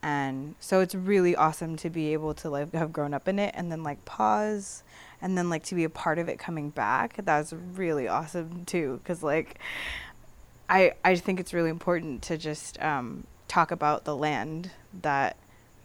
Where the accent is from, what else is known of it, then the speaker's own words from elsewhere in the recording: San Pedro, California, United States; I grew up in San Pedro